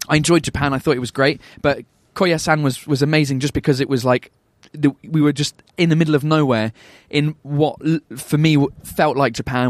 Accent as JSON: {"language": "English", "region": "England", "country": "United Kingdom", "said": "I'm English"}